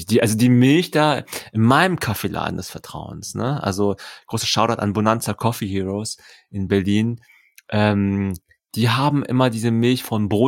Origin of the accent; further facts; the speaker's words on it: London, United Kingdom; German is a second language; Ich bin aus London.